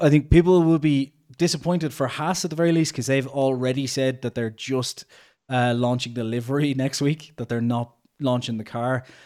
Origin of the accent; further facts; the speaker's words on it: Ireland; we're both Irish